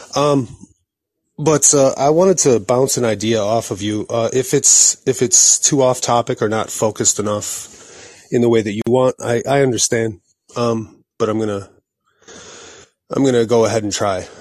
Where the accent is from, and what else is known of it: United States